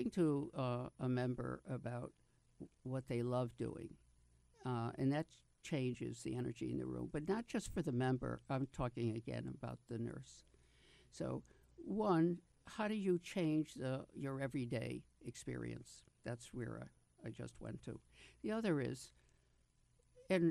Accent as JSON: {"language": "English", "region": "New York", "country": "United States", "said": "I'm from New York, so we say shrink up north"}